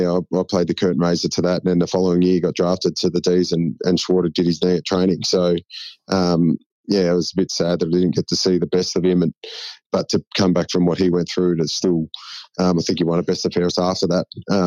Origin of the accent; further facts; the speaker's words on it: Shepparton, Victoria, Australia; When I grew up in Shep